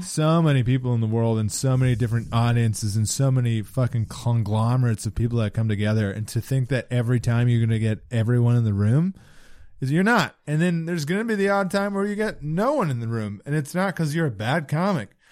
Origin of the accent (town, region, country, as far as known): British Columbia, Canada; now in Halifax, Canada